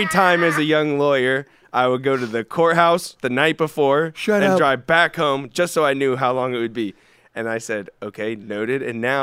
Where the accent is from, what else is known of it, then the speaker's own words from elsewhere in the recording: Tennessee, United States; now in California, United States; I'm from Tennessee originally